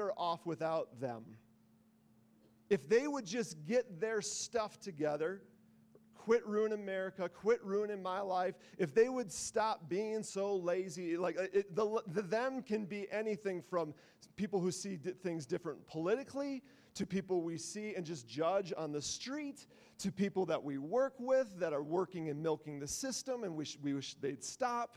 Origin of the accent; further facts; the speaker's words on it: the North, United States; I'm from the North.